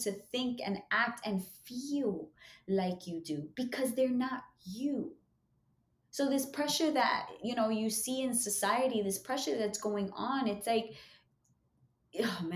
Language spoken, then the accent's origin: English; New York City, New York, United States; I'm from Harlem. I still live in East Harlem